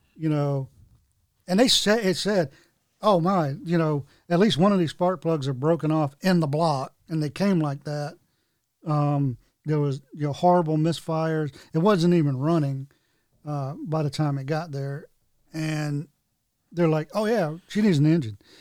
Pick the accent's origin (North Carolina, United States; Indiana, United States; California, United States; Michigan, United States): North Carolina, United States; growing up in North Carolina